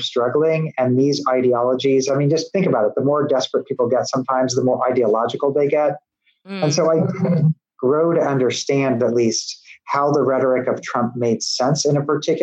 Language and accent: English; Midwest, United States; now in Tennessee, United States; I'm a Midwesterner